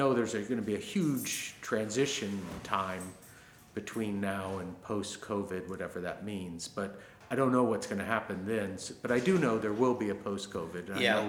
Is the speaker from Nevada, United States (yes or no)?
no; Cincinnati, Ohio, United States; Cincinnati. I graduated from high school there. I went to school mostly in Miami University in Ohio. So I'm from Ohio, yes.